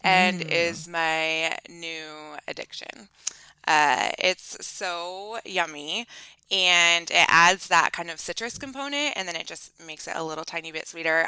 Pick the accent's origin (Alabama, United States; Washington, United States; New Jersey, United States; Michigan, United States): Washington, United States; also born or lived in Montana; We're here in Washington State, and we were born and raised in Washington State